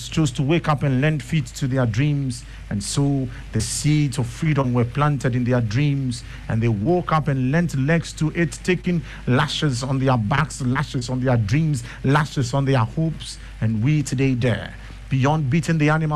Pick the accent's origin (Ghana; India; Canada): Ghana; I was born a free Ghanaian